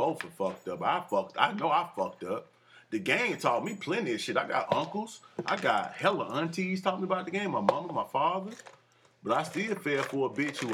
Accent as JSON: {"language": "English", "town": "Fairfield", "country": "United States", "tie": "born or raised there", "said": "I'm from Fairfield"}